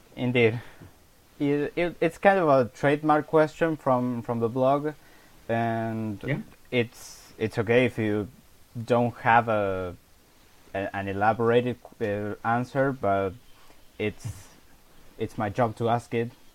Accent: Argentina; we are both from Argentina

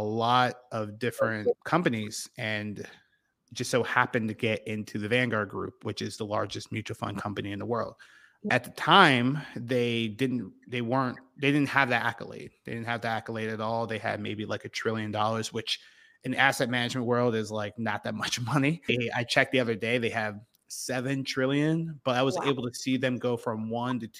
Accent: about an hour from Penn State, Pennsylvania, United States; Penn State was right in my backyard. It was about an hour away from my hometown

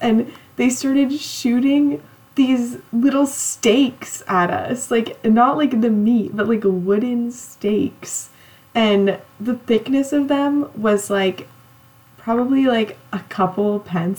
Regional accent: California, United States; I grew up on like, it's not like the true coast of California, but like out pretty close to the beach.

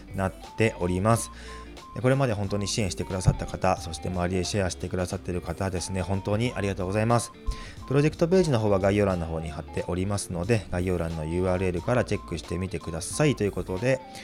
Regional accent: Chiba, Japan; moved away as an adult; 地元の千葉県にあるのであれば

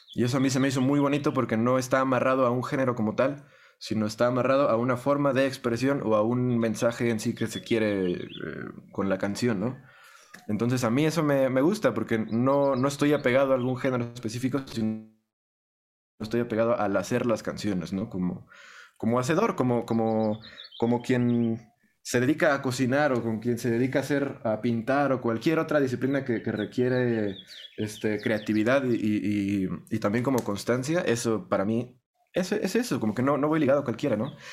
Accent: Estado de México, State of Mexico, Mexico; first language Spanish; yo nací en México, yo crecí en México, yo hablo español desde que aprendí a hablar

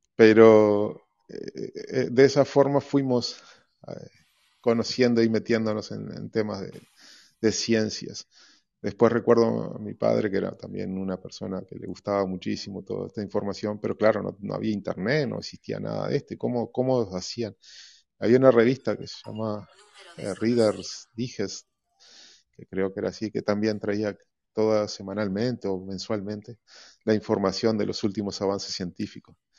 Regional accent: Uruguay; creo que todos los niños, al menos de mi pueblo, éramos todos astronautas

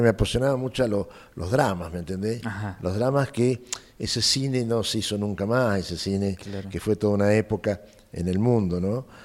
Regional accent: San Luis, Argentina; moved away as an adult; also born or lived in Buenos Aires; los sanluiseños, el grupo de sanluiseños bailaba muy bien, bien bailábamos

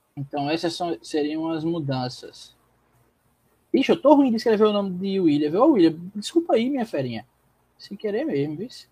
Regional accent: João Pessoa, Paraíba, Brazil; also born or lived in Petrolina, Pernambuco; João Pessoa me fez quem eu sou hoje

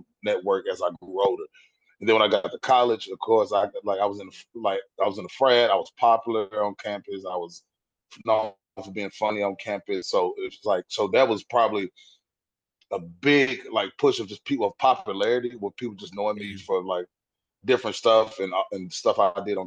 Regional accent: West Tennessee, United States; moved away as an adult; now in Nashville, United States; I'm not from Nashville, but I always tell people I'm born and raised Tennessee.

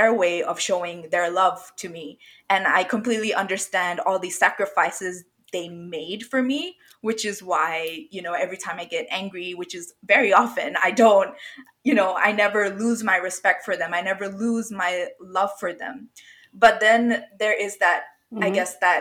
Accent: Bangladesh; moved away as an adult; now in Australia; I didn't grow up in Australia. I came here after, you know, after high school for university, but I grew up in Bangladesh.

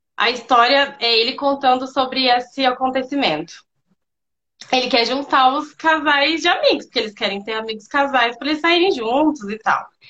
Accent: Londrina, Paraná, Brazil; sou aqui de Londrina

